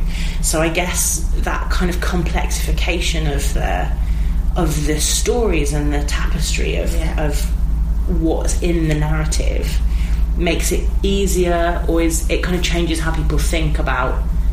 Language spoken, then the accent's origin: English; England, United Kingdom; accent: Midlands; I'm from the Midlands.